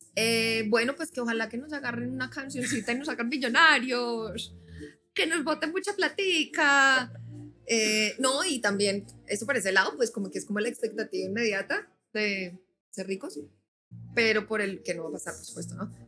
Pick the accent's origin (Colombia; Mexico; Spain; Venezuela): Colombia; Bogotá; moved away; also born or lived in Nashville; soy bogotana